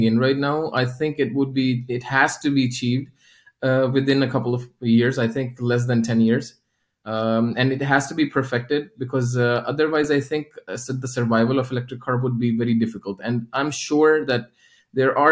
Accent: Lahore, Punjab, Pakistan; moved away as an adult; also born or lived in Oman; now in Sweden; I actually belong to Pakistan and I come from Pakistan.

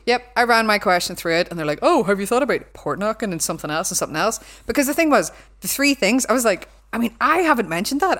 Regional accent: Belfast, Northern Ireland, United Kingdom; accent: Belfast; my accent, like, no one corrects me 'cause they think it's, like, a Belfast thing

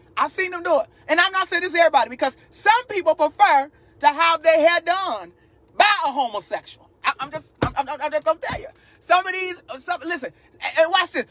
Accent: Chicago, Illinois, United States; also born or lived in Texas; now in North Carolina, United States; Now, I live in North Carolina. I lived in Texas 12 years. I'm born and raised in Chicago.

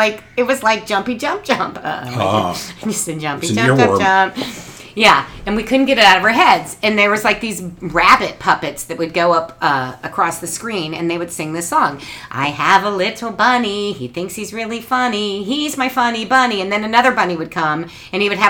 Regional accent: Cincinnati, Ohio, United States; when my brother and I were little kids growing up in Cincinnati

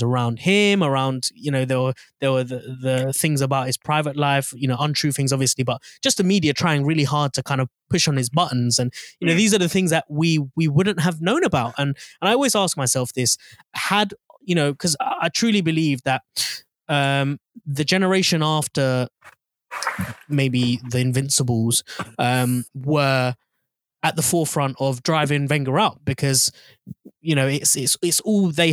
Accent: London, United Kingdom; moved away; being born and raised in North London. I don't live there anymore

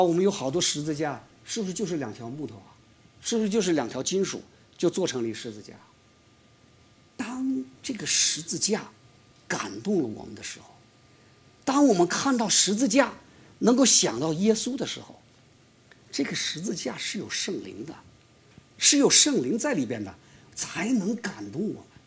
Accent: China; 我们中国人

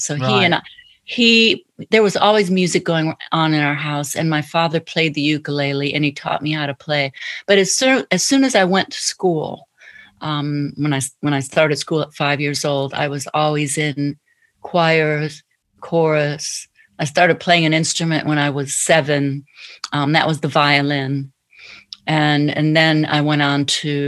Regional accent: Detroit, Michigan, United States; I grew up in Motown in Detroit

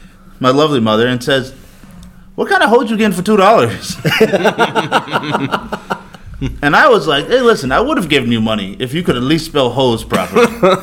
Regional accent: Chicago, Illinois, United States; moved away; Well, I'm from Chicago.

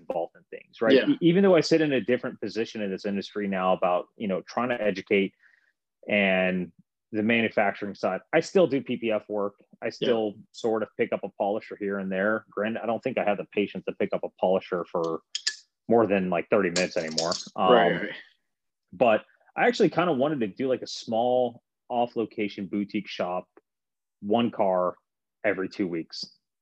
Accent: Japan; now in United States; I was raised in Japan.

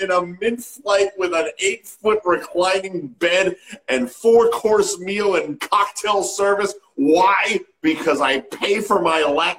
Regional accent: Lynnfield, Massachusetts, United States; I grew up in Linfield.

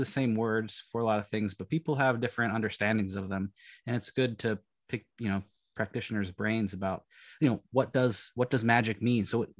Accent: Pennsylvania, United States; Yeah, I grew up in near Pittsburgh.

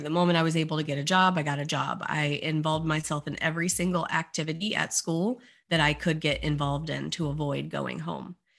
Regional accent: Beaufort, South Carolina, United States; moved away as an adult; also born or lived in Orlando, Florida; the local high school in Beaufort, South Carolina, which is my hometown

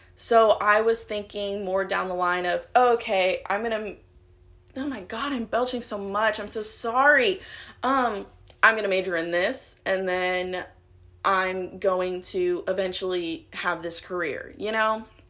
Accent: Houston, Texas, United States; moved away as an adult; now in Dallas, United States; I'm from Houston

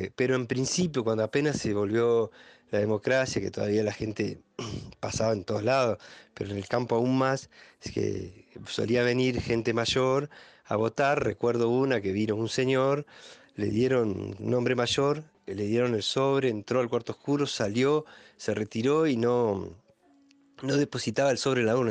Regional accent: Junín de los Andes, Neuquén, Argentina; soy nacido y criado acá en Junín de los Andes

